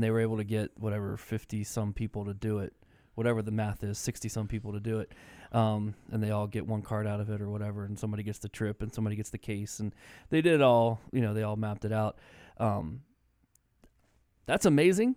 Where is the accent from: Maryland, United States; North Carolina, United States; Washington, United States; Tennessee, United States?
Maryland, United States; moved away; I grew up in Maryland, and we lived, you know, twenty, twenty-five minutes from the White House.